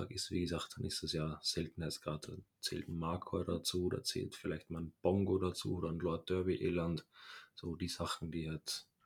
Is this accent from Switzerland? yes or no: no; Austria; der war bei uns in Österreich in einem Zoo ist da eines natürlichen Todes gestorben.